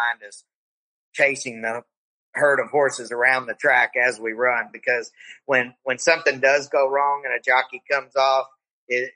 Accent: Hot Springs, Arkansas, United States; I actually got a job working at the racetrack in my hometown, which was Hot Springs, Arkansas.

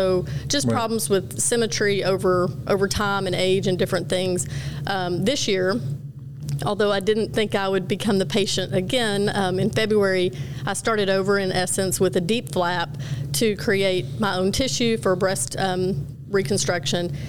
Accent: Gainesville, Texas, United States; I'm born and raised just north of Dallas in a very small town of about 16,000 people

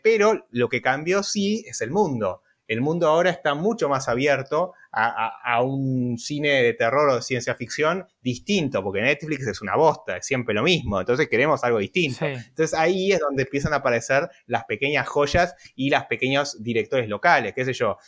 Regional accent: Argentina; te lo digo como argentino

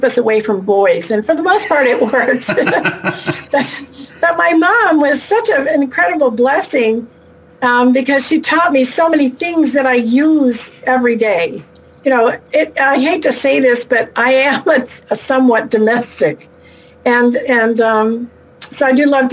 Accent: Ohio, United States; also born or lived in Las Vegas, Nevada / northern Nevada; now in Nevada, United States; I grew up back in Ohio, back east

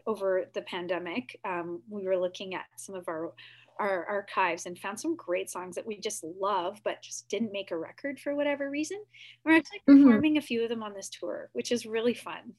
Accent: Whitby, Ontario, Canada; now in Toronto, Canada; I grew up in Whitby, Ontario just down the road from Kingston. I now live in Toronto

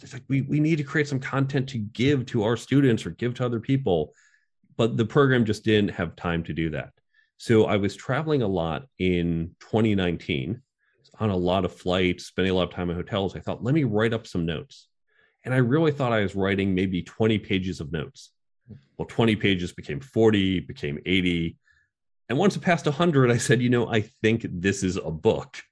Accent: outside of New York, New Jersey, United States; I grew up outside of New York, Chicago, New Jersey.

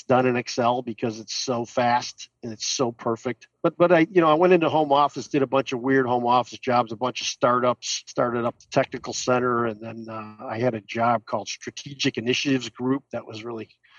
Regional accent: Oak Park, Illinois, United States; also born or lived in Chicago / DeKalb, Illinois; I lived in the first suburb west of Chicago called Oak Park. Went to Oak Park High School

